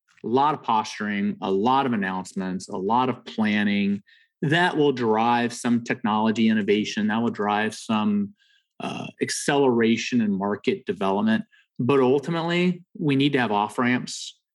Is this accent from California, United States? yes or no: yes; Southern California, United States; I grew up in Southern California